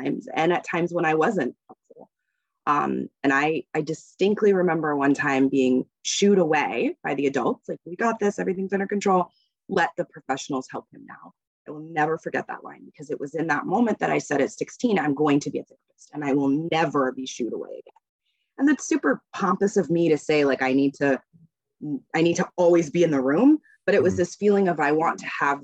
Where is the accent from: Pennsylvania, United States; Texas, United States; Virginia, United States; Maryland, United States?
Virginia, United States; Northern; now in Massachusetts, United States; I grew up in Virginia and just outside DC, so Northern Virginia.